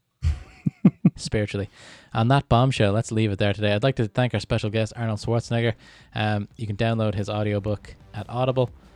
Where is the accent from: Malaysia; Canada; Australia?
Canada; I'm Canadian